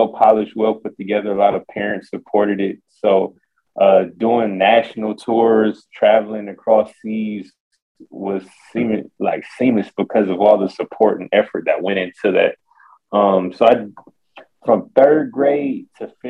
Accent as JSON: {"language": "English", "town": "Detroit", "region": "Michigan", "country": "United States", "said": "I'm from Detroit, Michigan"}